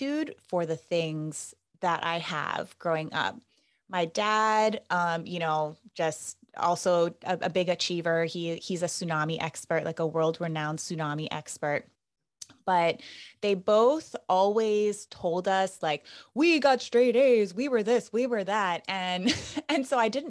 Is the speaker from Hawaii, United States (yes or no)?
yes; Hilo, Hawaii, United States; that's how we ended up in Hilo, because my parents aren't from Hawaii, but I was born and raised here